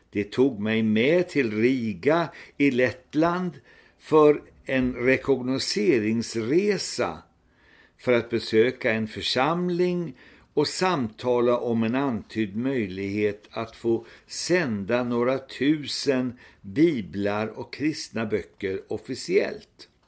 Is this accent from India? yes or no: yes; India; Mitt missionsfält var ju Indien där jag växte upp som barn och sen också arbetade sammanlagt två år som missionär.